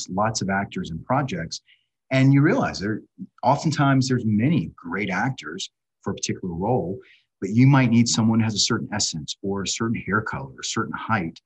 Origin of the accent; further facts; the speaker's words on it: Savannah, Georgia, United States; moved away as an adult; also born or lived in Washington, D.C.; I grew up in Savannah, Georgia.